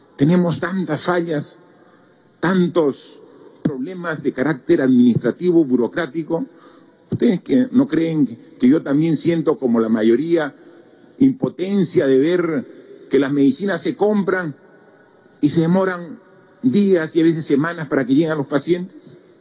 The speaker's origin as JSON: {"language": "Spanish", "country": "Peru"}